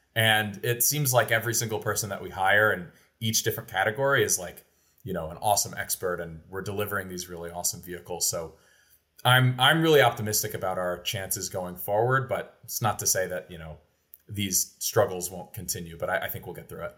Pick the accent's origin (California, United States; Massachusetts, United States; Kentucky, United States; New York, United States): Kentucky, United States; Oldham County; moved away as an adult; my family moved to Kentucky in two thousand four when I was, like, nine years old. So even to this day, when people ask where I'm from, I always say I'm from Kentucky. Uh, specifically, I grew up in Oldham County